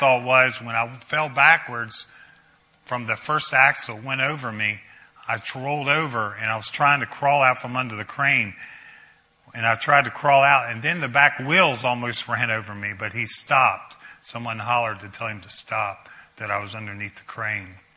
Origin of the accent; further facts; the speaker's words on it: Brunswick, United States; I grew up in Brunswick, played high school football